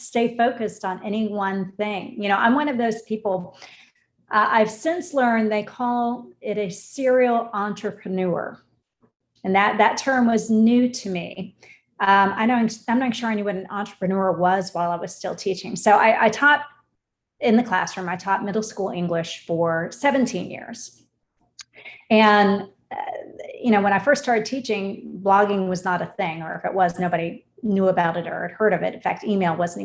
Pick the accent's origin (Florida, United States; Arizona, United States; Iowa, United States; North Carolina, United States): Florida, United States; Orlando; I grew up here in Orlando, born and raised here